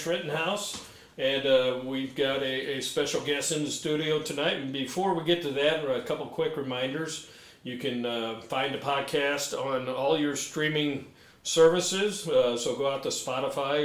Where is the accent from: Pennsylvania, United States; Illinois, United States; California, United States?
Illinois, United States; St. Clair County; growing up in St. Clair County